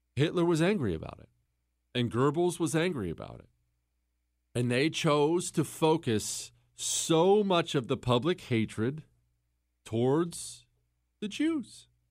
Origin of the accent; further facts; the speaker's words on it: Montana, United States; also born or lived in Ohio; we moved from Ohio to Montana when I was ten years old